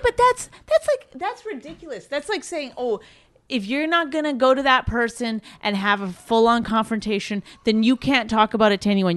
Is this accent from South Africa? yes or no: no; Canada; I'm Canadian